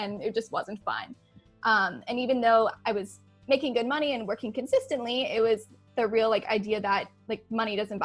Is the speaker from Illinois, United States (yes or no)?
no; Flemington, New Jersey, United States; moved away as an adult; also born or lived in Lakeland, Florida; I am originally from Flemington, New Jersey